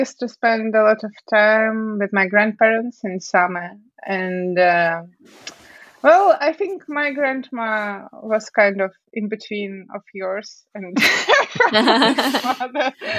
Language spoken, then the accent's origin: English; Siberia, Russia; Well, actually, I'm from Siberia.